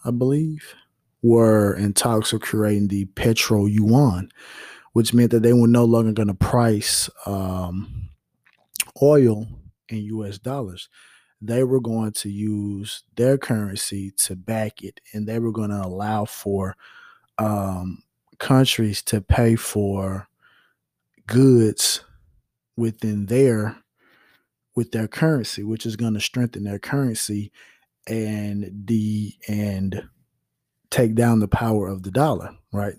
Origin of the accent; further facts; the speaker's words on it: United States; we as American citizens